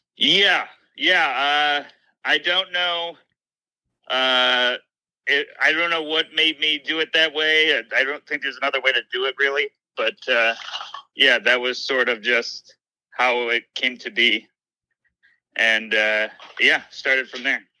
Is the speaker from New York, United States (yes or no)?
yes; Syracuse, New York, United States; a club opened in my hometown of Syracuse